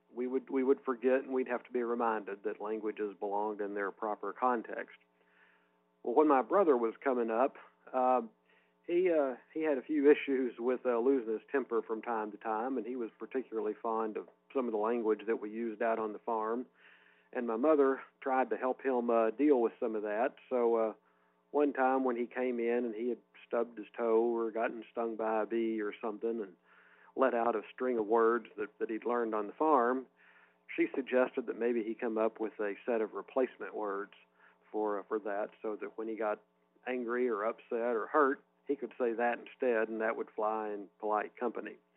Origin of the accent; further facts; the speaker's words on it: Peach Orchard, Missouri, United States; from Peach Orchard, Missouri